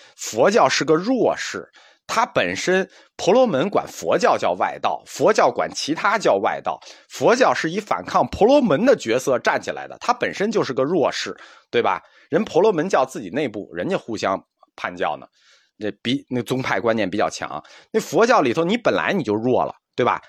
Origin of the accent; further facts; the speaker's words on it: China; 我们中国人的文化特点